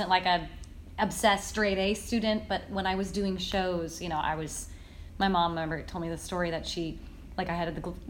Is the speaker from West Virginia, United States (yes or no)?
no; Paso Robles, California, United States; I grew up in California as well